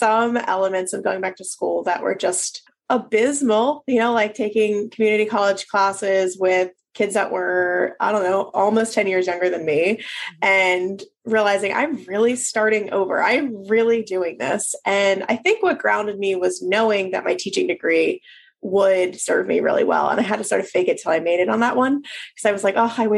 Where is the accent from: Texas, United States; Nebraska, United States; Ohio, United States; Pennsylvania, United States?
Pennsylvania, United States; Philadelphia; moved away as an adult; also born or lived in Maryland / North Carolina; now in New Orleans, United States; We moved to Philadelphia, where I'm from, so I could be near my family again